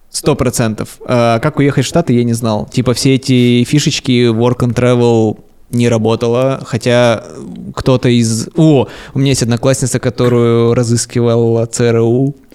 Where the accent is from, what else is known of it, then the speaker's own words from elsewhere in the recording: Siberia, Russia; now in Moscow, Russia; Я из Сибири, там есть сибирские пельмени.